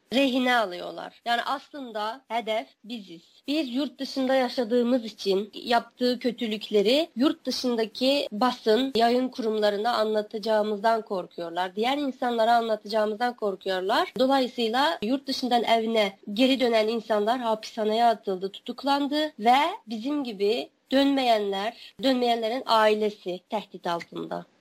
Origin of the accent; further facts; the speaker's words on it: Wensu, Xinjiang, China; now in Ankara, Turkey; Benim nahiyem Aksu e, eyaletinin Onsu nahiyesi